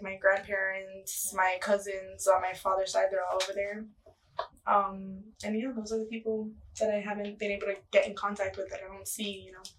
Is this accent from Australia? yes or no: no; Havana, Cuba; born there; Well, I was born in Cuba.